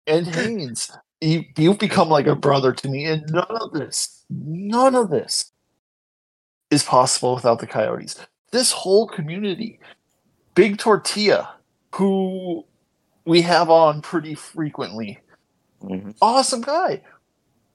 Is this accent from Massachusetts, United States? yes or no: no; Arizona, United States; moved away as an adult; now in Minnesota, United States; I was from Arizona